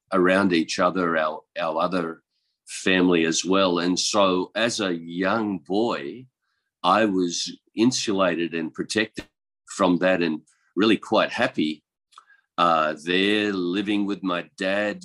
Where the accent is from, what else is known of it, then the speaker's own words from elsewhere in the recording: east coast of Australia, Australia; moved away as an adult; now in Chiang Mai, Thailand; I'm from Australia, and I was born in the country. On the east coast of Australia